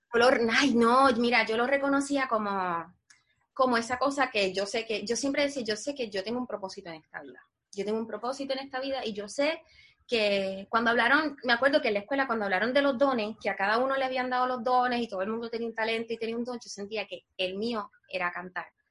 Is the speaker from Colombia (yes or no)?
no; Puerto Rico; moved away as an adult; now in United States; nosotros los puertorriqueños somos parte de los Estados Unidos